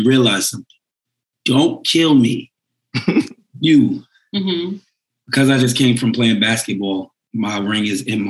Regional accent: New York City, New York, United States; moved away as an adult; now in White Plains, United States; Nah, I'm from Harlem.

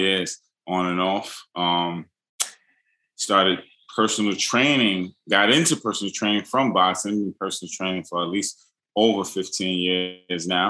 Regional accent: New York City, New York, United States; I'm born and raised in New York City, but half and half Harlem, half and half Queens

